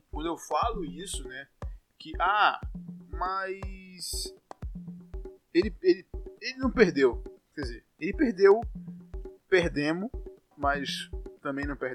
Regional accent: Salvador, Bahia, Brazil; Eu sou de Salvador, como vocês já devem saber

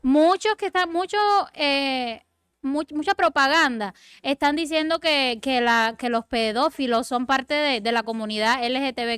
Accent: Cuba; Yo soy cubana

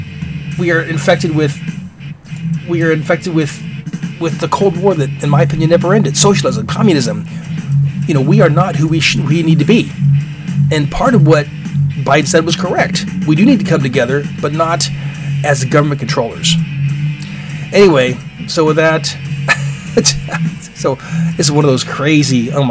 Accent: Alaska, United States; growing up in Alaska

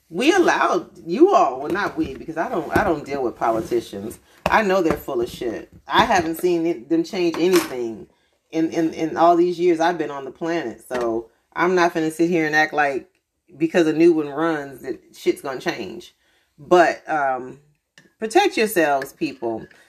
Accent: United States; I am American

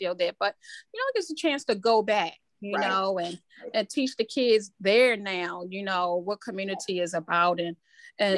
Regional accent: Baltimore, Maryland, United States; I was born and raised in Southwest Baltimore

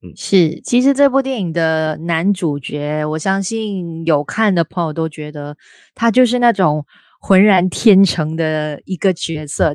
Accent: Malaysia; 我们都是来自马来西亚

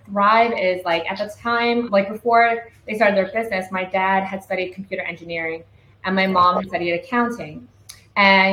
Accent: Vancouver, British Columbia, Canada; moved away as an adult; now in Vietnam; we grew up in the Vancouver East Side

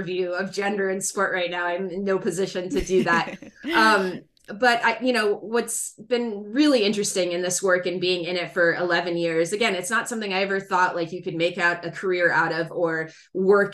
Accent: United States; also born or lived in Morocco; I grew up in the United States

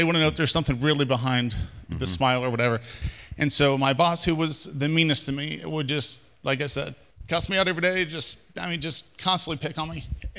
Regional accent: Cincinnati, Ohio, United States; We're from Cincinnati.

